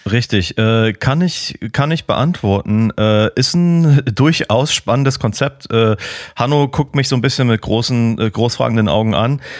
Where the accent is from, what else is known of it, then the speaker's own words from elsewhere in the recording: Berlin, Germany; als Berliner